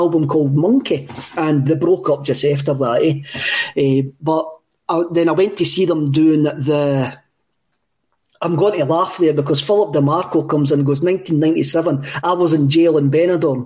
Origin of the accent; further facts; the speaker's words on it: Cowie, Scotland, United Kingdom; we come from Cowie, is a wee mining village